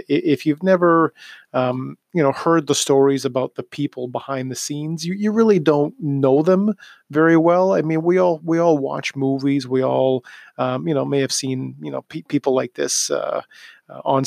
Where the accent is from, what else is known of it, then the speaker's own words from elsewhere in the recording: Toronto, Ontario, Canada; growing up in Toronto